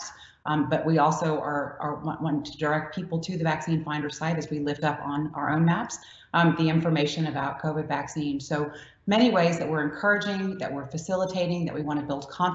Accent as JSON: {"language": "English", "region": "Louisiana", "country": "United States", "said": "I'm from Louisiana, and that's how we make gumbo"}